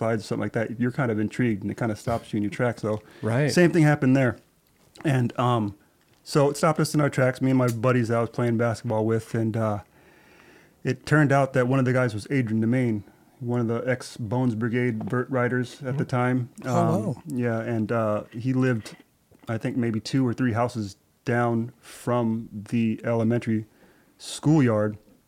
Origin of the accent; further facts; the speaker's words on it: Bangkok, Thailand; born there; That's right. I was born in Bangkok, Thailand.